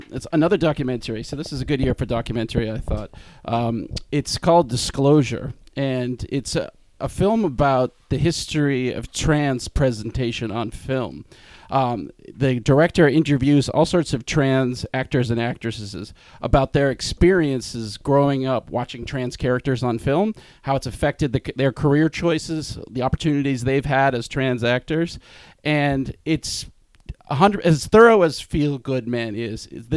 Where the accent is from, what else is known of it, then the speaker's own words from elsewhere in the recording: Boston, Massachusetts, United States; moved away; I'm from Boston originally.